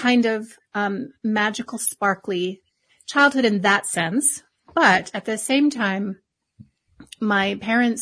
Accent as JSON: {"language": "English", "region": "Hawaii", "country": "United States", "tie": "born or raised there", "said": "I was born and raised in Hawaii"}